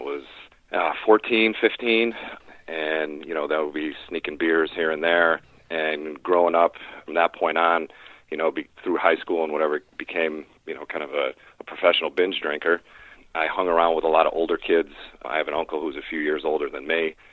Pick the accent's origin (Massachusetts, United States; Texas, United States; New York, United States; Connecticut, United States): Connecticut, United States; I'm from Connecticut